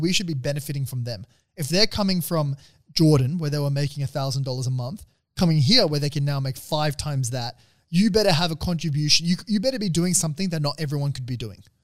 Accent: Australia; coming as an Aussie

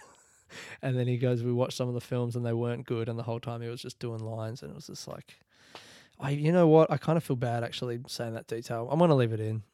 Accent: Australia; I'm from Australia

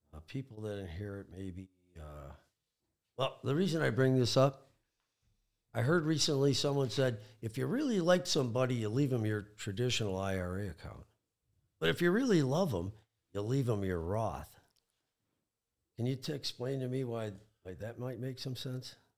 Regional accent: Michigan, United States; I'm pretty much an all Michigan guy. I was born in Michigan, went to school in Michigan

